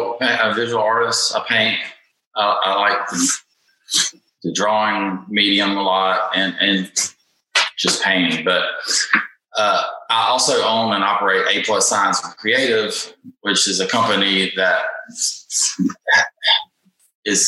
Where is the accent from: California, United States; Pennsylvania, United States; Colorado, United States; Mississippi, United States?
Mississippi, United States; Jackson; I'm from Jackson, Mississippi. I was born and raised here